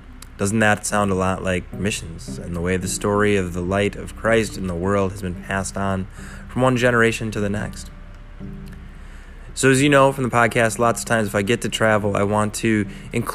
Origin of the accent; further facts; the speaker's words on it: United States; I'm an American